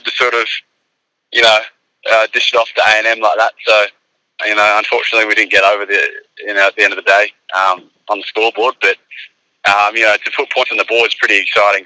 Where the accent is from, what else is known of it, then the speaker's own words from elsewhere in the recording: Australia; moved away as an adult; also born or lived in Arkansas, United States / San Francisco, United States; now in United States; being Australian